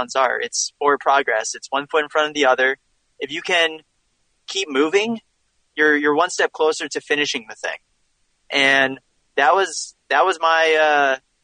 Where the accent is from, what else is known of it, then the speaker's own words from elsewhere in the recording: near Princeton, New Jersey, United States; I grew up kind of near Princeton, New Jersey kind of area